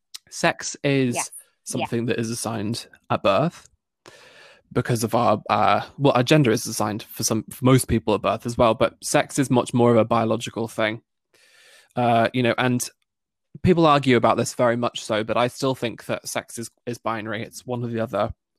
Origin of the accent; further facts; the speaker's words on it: Northern Ireland, United Kingdom; accent: British; especially as I grew up in Northern Ireland with a British accent. I was told from a very, very young age that I don't belong there because of my accent